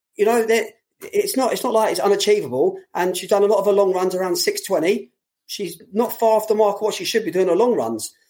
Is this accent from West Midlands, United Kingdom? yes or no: no; London, United Kingdom; for a lot of people like myself, being a Londoner